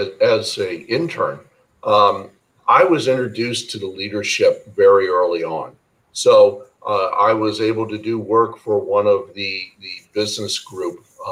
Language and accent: English; Cincinnati, Ohio, United States; moved away as an adult; also born or lived in St. Louis, Missouri / Vietnam / Shanghai, China; I grew up in Cincinnati, Ohio